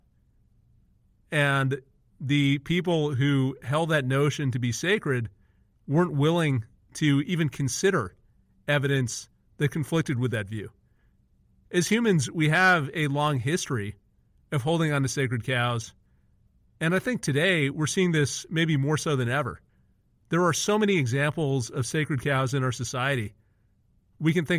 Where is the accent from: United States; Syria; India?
India; moved away; I'm originally from India